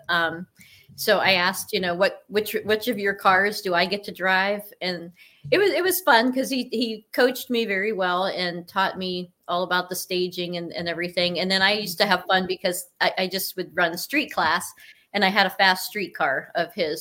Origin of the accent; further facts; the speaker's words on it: Cortland, Ohio, United States; I am from Cortland, Ohio, which is on the border of Pennsylvania